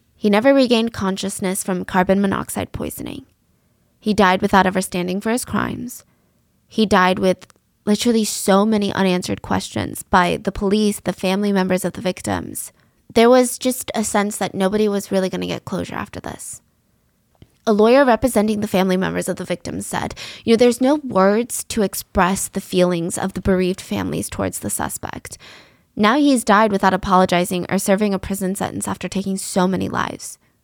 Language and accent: English; United States; I'm American. I live in America